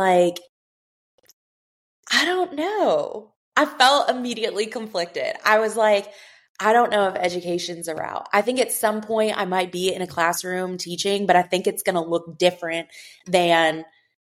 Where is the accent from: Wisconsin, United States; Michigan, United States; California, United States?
Michigan, United States; moved away as an adult; also born or lived in Grand Rapids, Michigan / Chicago, Illinois; now in Alexandria, United States; I grew up in Michigan